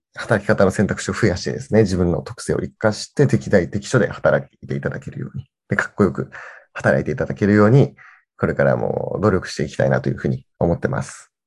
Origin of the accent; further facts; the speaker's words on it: Kirishima, Kagoshima, Japan; moved away as an adult; 僕がこっち、あの、地元に帰ってきて